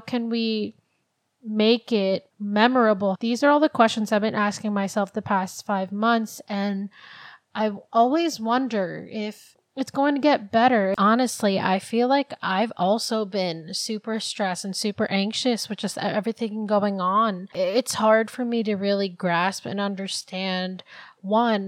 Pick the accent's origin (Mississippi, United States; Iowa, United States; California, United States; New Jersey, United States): New Jersey, United States; also born or lived in Philippines; I've grown up in Jersey most of my life, I'm actually from the Philippines. I was born there.